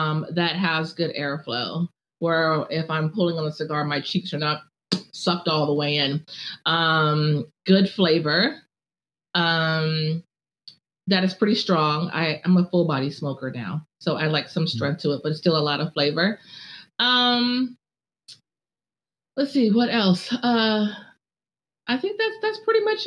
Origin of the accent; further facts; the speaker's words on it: Southern California, United States; now in Charlotte, United States; I'm from Southern California